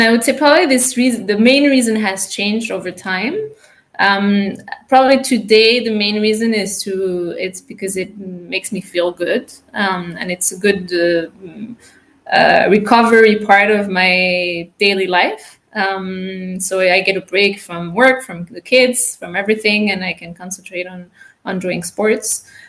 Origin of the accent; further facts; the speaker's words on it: France; also born or lived in United States / Latin America; now in Switzerland; I'm French-American, born in the States. I grew up in Latin America and then France. And then I did my master's in Switzerland.